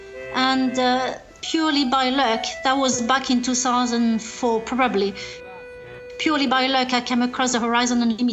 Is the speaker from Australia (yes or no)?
no; France; now in London, United Kingdom; I am French